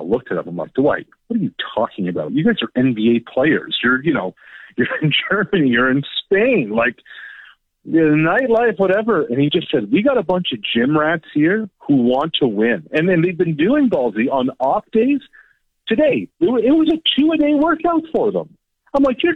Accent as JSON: {"language": "English", "country": "Canada", "said": "we're very Canadian."}